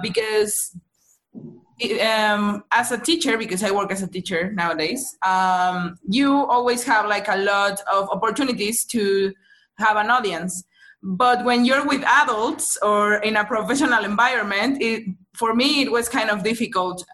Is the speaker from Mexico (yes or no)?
yes; Mexico City, Mexico; I'm from Mexico City.